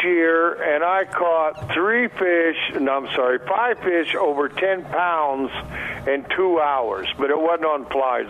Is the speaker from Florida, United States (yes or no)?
no; Montana, United States; I grew up that way in Montana